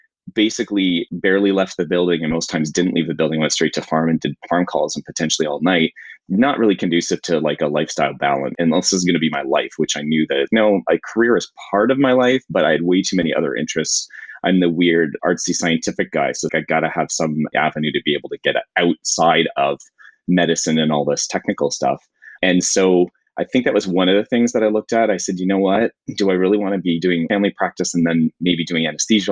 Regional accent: Niagara region, Ontario, Canada; now I still live here and work in the community where I grew up

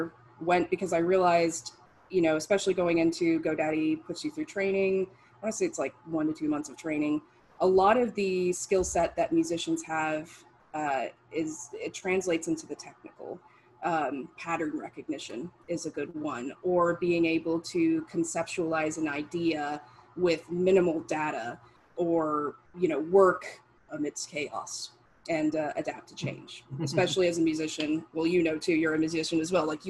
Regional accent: Las Vegas, Nevada, United States; I am originally from Las Vegas

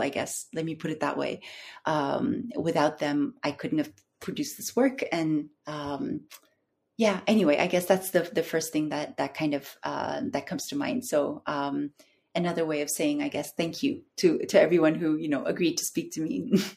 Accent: Istanbul, Turkey; also born or lived in North America; I'm I'm from Istanbul. I grew up here, but I uh, I lived in the in North America for a very long time

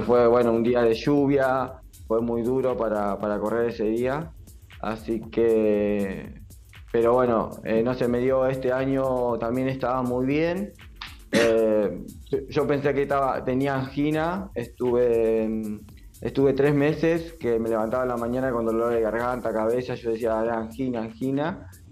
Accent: Avellaneda, Buenos Aires Province, Argentina; yo soy de, Avellaneda

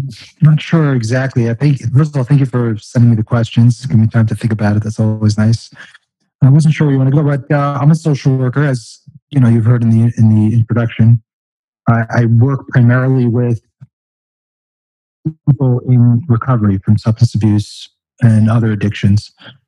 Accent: California, United States; also born or lived in Florida / Long Island, New York; I didn't grow up in New York. My wife actually grew up here in Far Rockaway. But I grew up around California, Florida. I actually started out on the eastern end of Long Island.

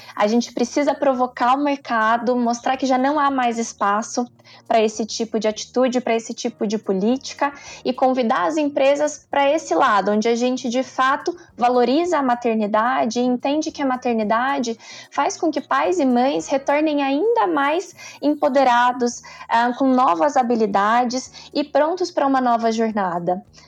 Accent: interior of Minas Gerais, Brazil; Eu venho do interior de Minas, de uma família bem simples

